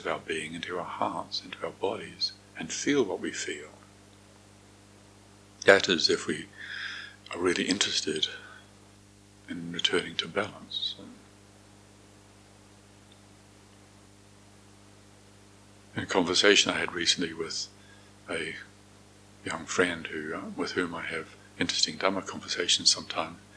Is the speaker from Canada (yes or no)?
no; Moranville, North Island, New Zealand; I was growing up in Moranville, a small rural town in the North Island of New Zealand